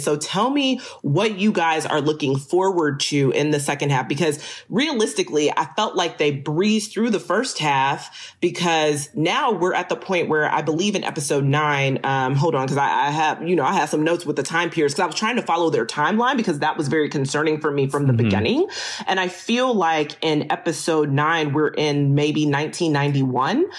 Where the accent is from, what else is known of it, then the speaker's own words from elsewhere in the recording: Texas, United States; I am from Texas.